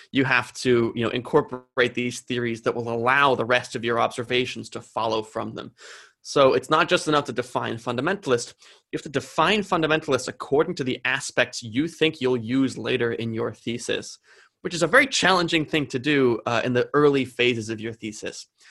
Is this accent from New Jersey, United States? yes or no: yes; New Jersey, United States; I'm from New Jersey